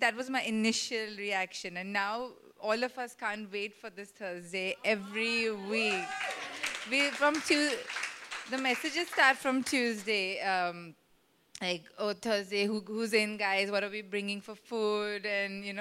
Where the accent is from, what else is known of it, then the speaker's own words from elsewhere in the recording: Mumbai, Maharashtra, India; growing up in Mumbai, a city where one tends to stick to the same circle of friends